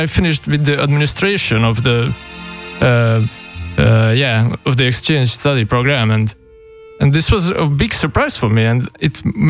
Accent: Budapest, Hungary; I came from Budapest.

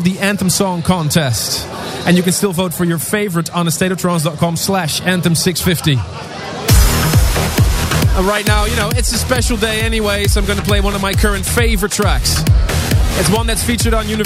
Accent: Leiden, South Holland, Netherlands; my hometown of Leiden

